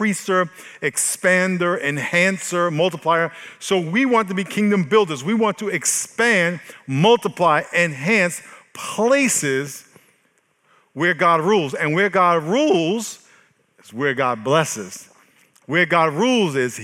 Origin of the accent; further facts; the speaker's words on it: New York, United States; now in San Diego, United States; I am from New York